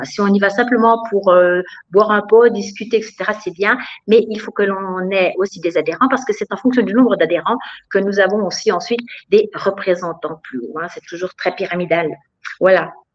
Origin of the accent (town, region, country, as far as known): France; now in Bavaria, Germany